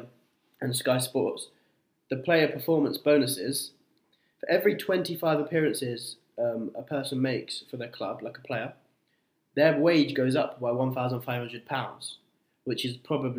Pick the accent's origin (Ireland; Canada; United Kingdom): United Kingdom; England; my home country of England